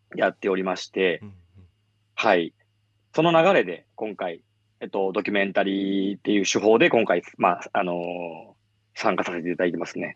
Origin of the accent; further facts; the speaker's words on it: Kansai, Japan; now in Tokyo, Japan; 私は関西出身